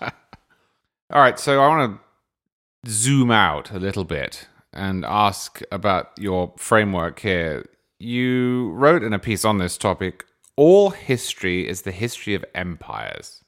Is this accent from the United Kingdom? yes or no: yes; United Kingdom; now in Florida, United States; I grew up in Britain